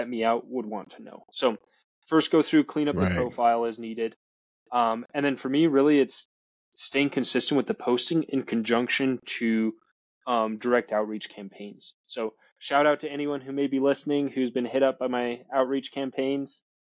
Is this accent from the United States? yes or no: yes; Utah, United States; I started acquiring properties in Utah. That's, you know, my home state